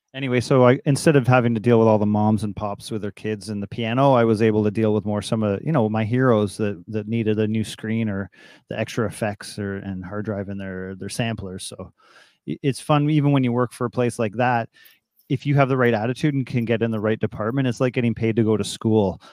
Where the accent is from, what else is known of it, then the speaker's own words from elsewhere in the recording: Toronto, Ontario, Canada; also born or lived in Ottawa; born in Toronto in seventy-five and grew up all around Toronto